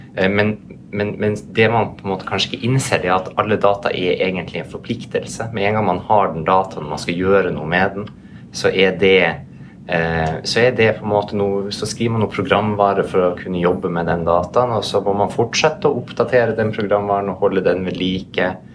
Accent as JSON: {"language": "Norwegian", "country": "Norway", "said": "vi er jo alle fra Norge"}